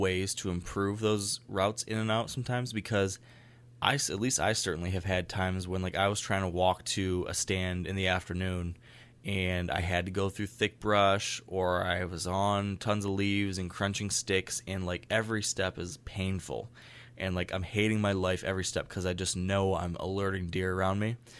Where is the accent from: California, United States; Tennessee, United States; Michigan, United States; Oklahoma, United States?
Michigan, United States; here in my home state